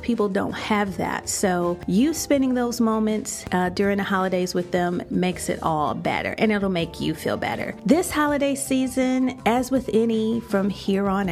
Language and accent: English; Chicago, Illinois, United States; moved away as an adult; now in Florida, United States; When I first moved to Florida, you know, I would come back home to Chicago, my hometown